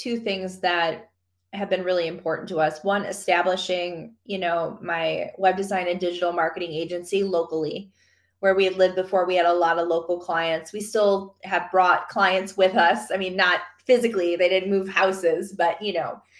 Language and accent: English; Michigan, United States; moved away; my home, Michigan. So I'm from Michigan